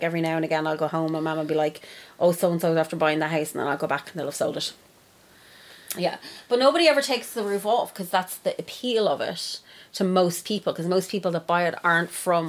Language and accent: English; Longford, Leinster, Ireland; I'm from Longford